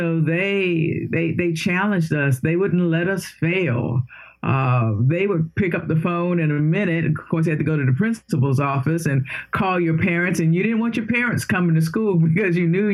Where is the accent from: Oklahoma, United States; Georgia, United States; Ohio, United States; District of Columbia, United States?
District of Columbia, United States; Washington; I was born in Washington, D.C., so born, educated, raised, and will probably die right in this area.